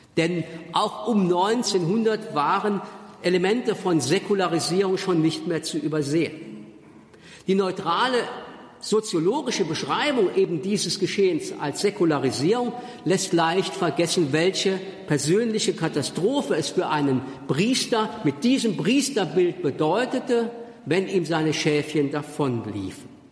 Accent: Germany; accent: Moselle Franconian; first language Moselle Franconian; in meinem moselfränkischen Dialekt den ich als Muttermilch sozusagen genossen habe

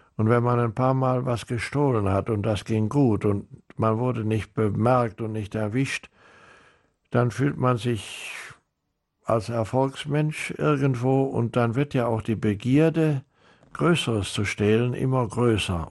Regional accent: Rhineland, Germany; moved away as an adult; also born or lived in South America; Ich bin Rheinländer und die Rheinländer sind vielleicht Frohnaturen, so sagt man

